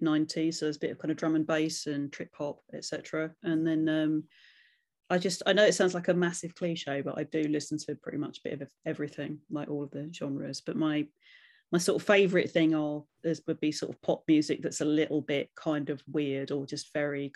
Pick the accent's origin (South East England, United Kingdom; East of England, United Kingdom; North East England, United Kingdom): East of England, United Kingdom; Hatfield; my hometown is Hatfield.